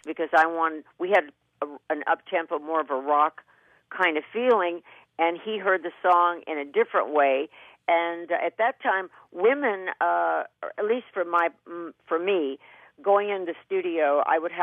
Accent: Kentucky, United States; born or raised there

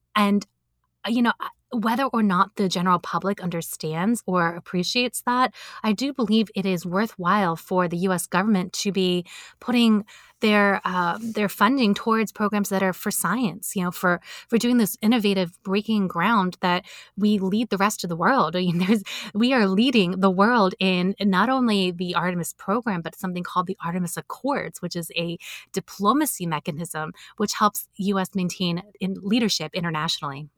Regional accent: United States; I'm an American

